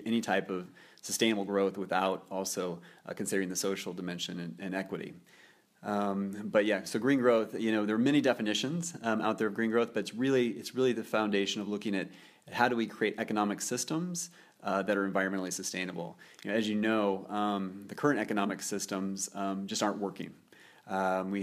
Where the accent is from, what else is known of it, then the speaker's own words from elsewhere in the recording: Nebraska, United States; moved away as an adult; also born or lived in Norway; now in Geneva, Switzerland; I grew up in Nebraska, not a hotbed for sustainability, but I did spend my youth in Nebraska and worked on a farm growing up